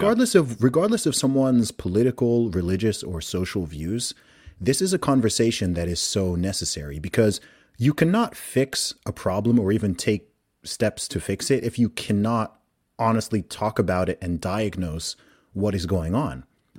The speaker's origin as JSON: {"language": "English", "country": "Saudi Arabia", "tie": "born or raised there", "said": "I'm also from a Nigerian background. I'm not like totally westernized. I grew up in Saudi Arabia in the Middle East."}